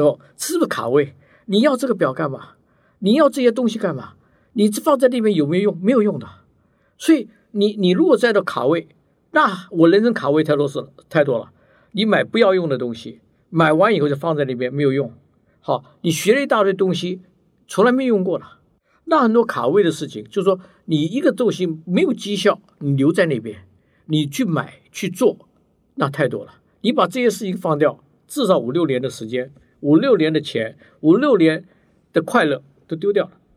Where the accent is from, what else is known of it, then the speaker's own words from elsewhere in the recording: Taiwan; moved away as an adult; also born or lived in United States; 因为我以前在眷村长大的，所以就很和，就观念就很和，然后吃也很和，然后个性也很和